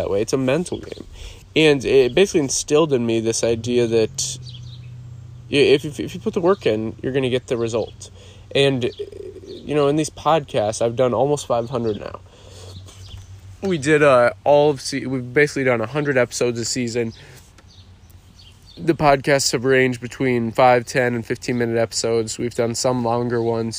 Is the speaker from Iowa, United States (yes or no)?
yes; Iowa, United States; growing up in Iowa, I mowed lawns growing up